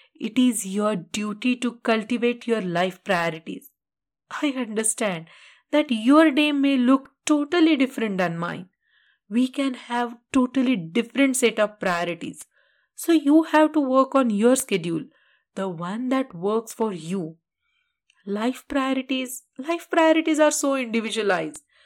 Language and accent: English; India; being an Indian